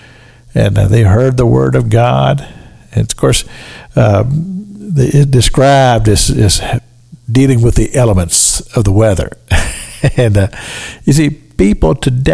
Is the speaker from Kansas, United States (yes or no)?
no; Sunrise, Kentucky, United States; the little church that I grew up in there in Sunrise, Kentucky